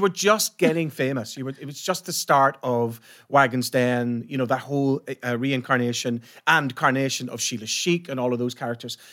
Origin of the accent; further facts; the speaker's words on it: Ireland; I'm from Ireland.